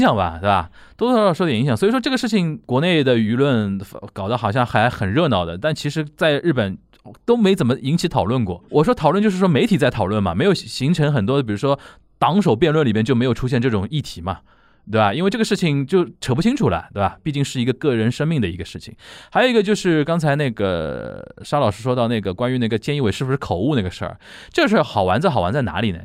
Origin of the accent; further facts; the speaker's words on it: Shanghai, China; 我们上海人就叫甲板气啊